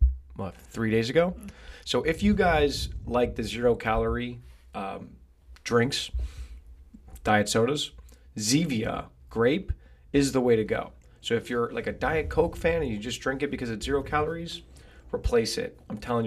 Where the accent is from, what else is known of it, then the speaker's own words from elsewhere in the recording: Brick, New Jersey, United States; I grew up in Brick, about 7 minutes from Point Pleasant Boardwalk.